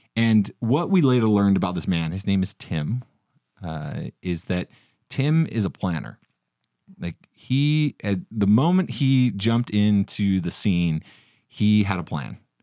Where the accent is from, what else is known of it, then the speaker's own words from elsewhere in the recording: Utah, United States; I'm from Utah, so I deal with a lot of snow